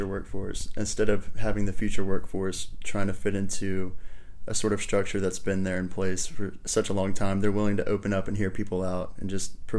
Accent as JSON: {"language": "English", "country": "United States", "said": "I'm from the United States"}